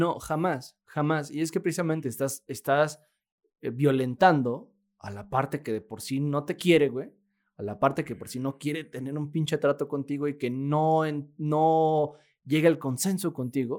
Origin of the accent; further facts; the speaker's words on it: Mexico; vivimos los mexicanos